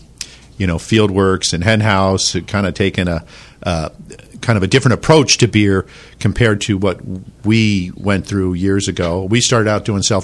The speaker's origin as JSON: {"language": "English", "town": "San Francisco", "region": "California", "country": "United States", "tie": "born or raised there", "said": "Grew up in San Francisco"}